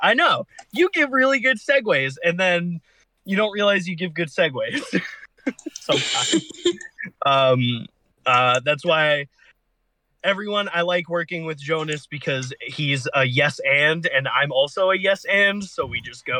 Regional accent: Australia; Sorry. Yeah. I'm actually an Aussie. Sorry.

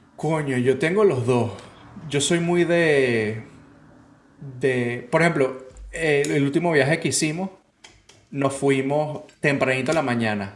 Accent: Venezuela; moved away; Yo cuando vivía en Venezuela

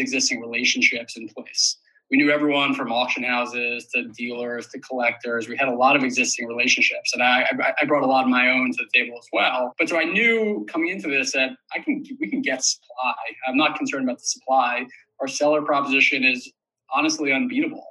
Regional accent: New York City, New York, United States; I did grow up in New York City. I live here currently.

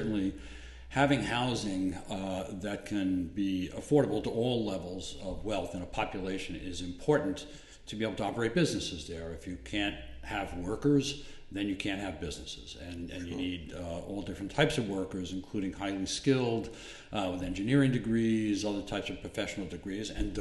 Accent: Freeport, New York, United States; I grew up on Long Island also in Freeport

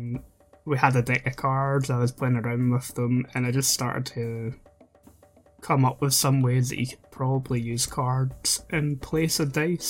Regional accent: Scotland, United Kingdom; Being Scottish

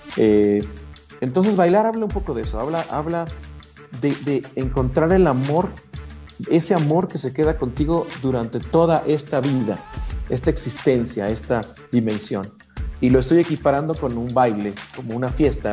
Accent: Mexico; como mexicanos

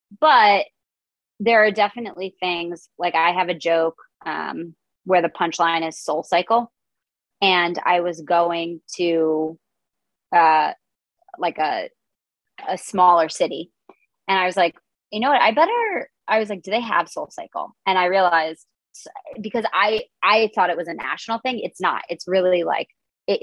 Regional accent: Connecticut, United States; now in New York City, United States; growing up in Connecticut

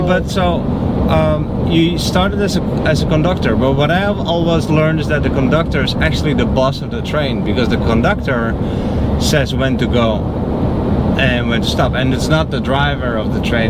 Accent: Netherlands; now in Florida, United States; I'm from the Netherlands

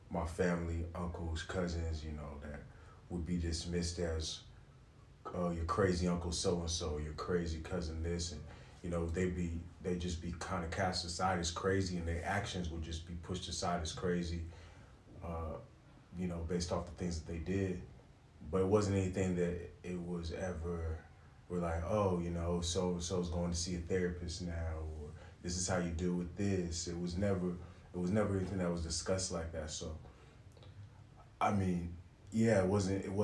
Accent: California, United States; now in Paris, France; Uh, originally from uh, California, but you know, live here in Paris now. Uh, I'm of Jamaican descent.

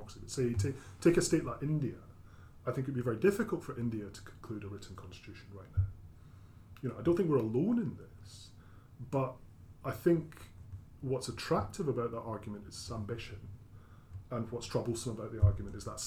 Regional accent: Glasgow, Scotland, United Kingdom; moved away; I come from Glasgow.

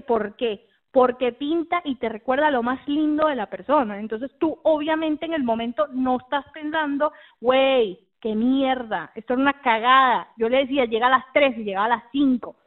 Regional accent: Mexico; accent: a bit Mexican, a bit Argentine; also born or lived in United States; now in Argentina; yo nací en Argentina, pero prácticamente me crié en México. Eh, así que me acento a ser un poco mexicano, un poco argentino a veces

